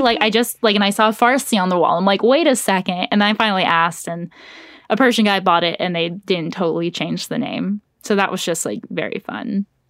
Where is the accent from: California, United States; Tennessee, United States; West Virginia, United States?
California, United States; Orange County; moved away as an adult; now in Los Angeles, United States; growing up in Orange County was, like, a sea of Republicans